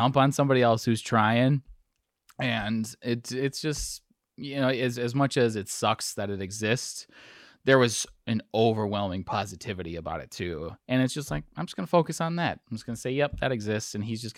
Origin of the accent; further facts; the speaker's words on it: Wisconsin, United States; I'm from Wisconsin